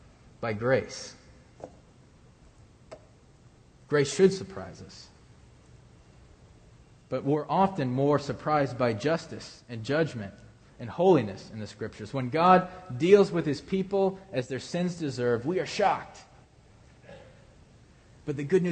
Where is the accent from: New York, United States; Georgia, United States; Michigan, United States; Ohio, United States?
Ohio, United States; moved away; I come from Ohio